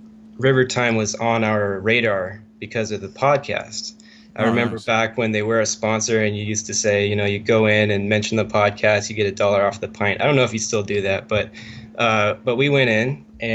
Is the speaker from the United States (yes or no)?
yes; Bellingham, Washington, United States; I'm from Bellingham, Washington.